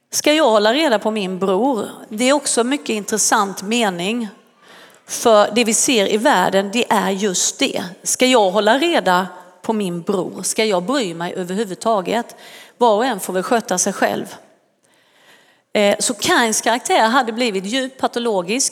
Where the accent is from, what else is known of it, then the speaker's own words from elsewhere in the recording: Sweden; Vissa tror inte att jag är svensk, men det är jag